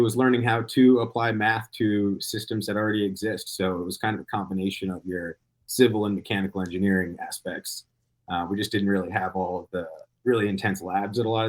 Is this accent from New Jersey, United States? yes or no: yes; New Jersey, United States; moved away as an adult; also born or lived in New Hampshire; Me growing up in New Jersey